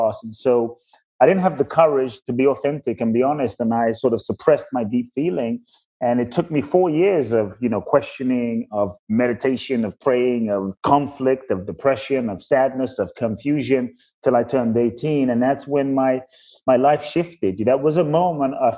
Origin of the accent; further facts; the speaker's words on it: London, United Kingdom; also born or lived in Ghana; I grew up in London.